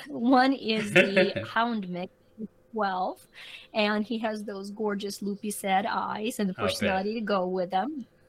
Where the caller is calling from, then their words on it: North Carolina, United States; I'm actually in North Carolina on little Outer Banks Island.